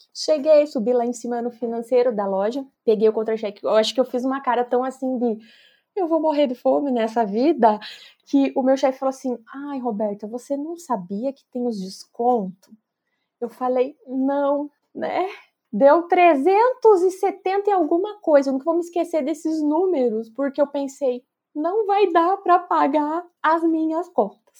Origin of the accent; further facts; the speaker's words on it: Passo Fundo, Rio Grande do Sul, Brazil; also born or lived in Cruz Alta; eu sou de uma cidade chamada Cruz Alta, que é lá no Rio Grande do Sul, mas eu nasci e já me mudei para Passo Fundo, então eu sempre falo que eu sou de Passo Fundo.